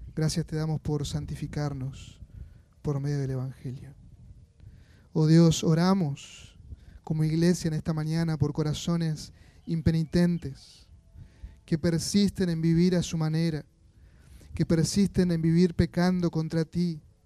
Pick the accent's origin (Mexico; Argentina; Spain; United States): Argentina; como argentinos estamos acostumbrados